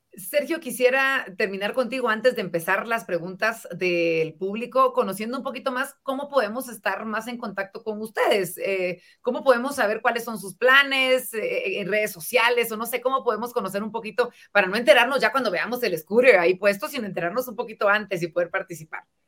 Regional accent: Guatemala; nosotros como guatemaltecos

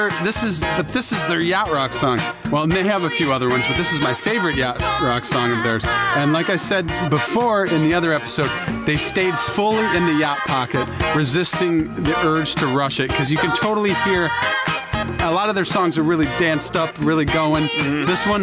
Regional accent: Michigan, United States; We're from Michigan.

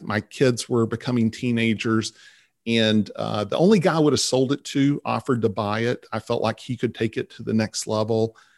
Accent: Vernon, Texas, United States; also born or lived in Dallas; I grew up in Vernon, Texas

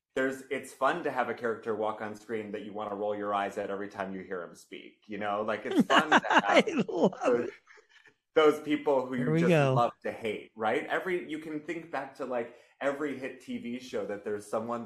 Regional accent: Rochester, New York, United States; moved away; I'm from Rochester, New York.

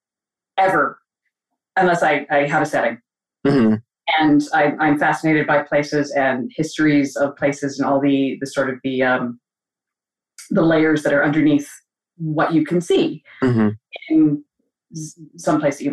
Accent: Alberta, Canada; I grew up in Alberta, in Canada, out west.

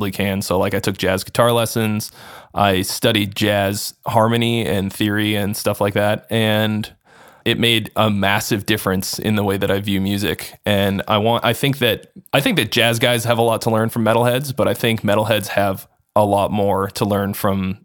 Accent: Arlington, Massachusetts, United States; moved away as an adult; also born or lived in California; I'm from the Boston area originally. And so it was you know, I lived at home and I commuted in, I'm from Arlington, which is like a suburb.

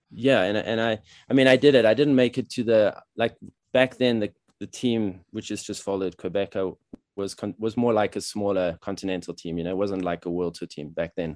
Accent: South Africa; moved away as an adult; also born or lived in Paris, France; now in Colorado, United States; I was born in South Africa, but my parents are European, French, and German. So I grew up in South Africa

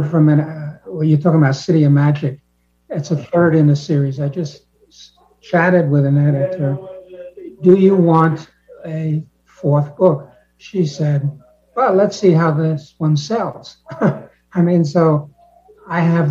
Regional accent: New York City, New York, United States

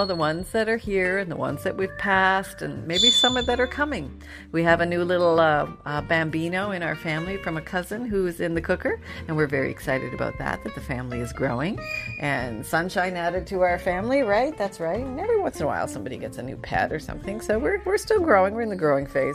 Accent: Canada; moved away; growing up in Canada where we had snow

